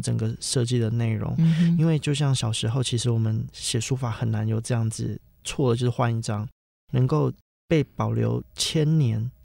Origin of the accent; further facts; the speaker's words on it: Daliao, Kaohsiung, Taiwan; 我其实在非常乡下， 我在高雄县的大寮乡长大